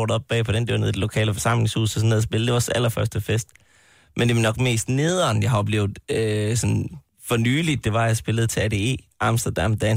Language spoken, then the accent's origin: Danish; Jutland, Denmark; vi er jo fra Jylland